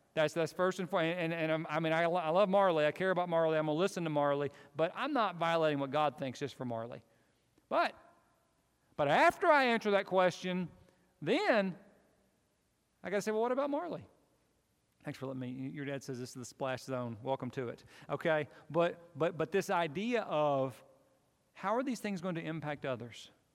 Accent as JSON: {"language": "English", "country": "United States", "said": "I'm an American"}